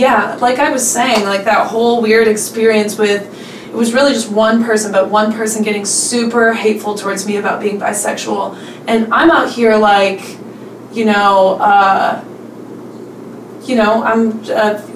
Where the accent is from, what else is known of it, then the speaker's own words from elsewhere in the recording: central Pennsylvania, United States; moved away as an adult; now in Memphis, United States; I grew up in central Pennsylvania, kind of in like Amish country, close to where Penn State University is